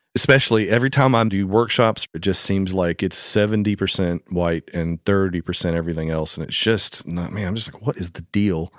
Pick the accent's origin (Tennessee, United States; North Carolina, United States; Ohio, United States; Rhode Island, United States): Tennessee, United States; Madison; As a two-year-old growing up in Madison, Tennessee, I was born just a few miles down the road